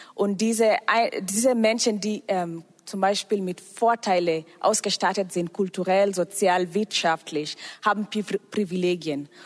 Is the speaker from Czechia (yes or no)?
no; Kenya; now in Germany; Ich komme aus Kenia und ähm, ich bin auch fast seit zehn Jahren in Deutschland.